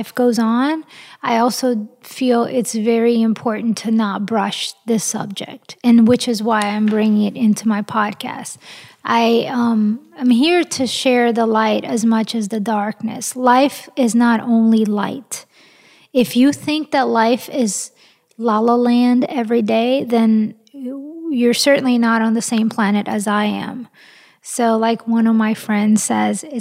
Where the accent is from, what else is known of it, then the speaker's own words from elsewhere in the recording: Brazil; also born or lived in France; now in United States; I was born in Brazil, and I am half French, and I am an American citizen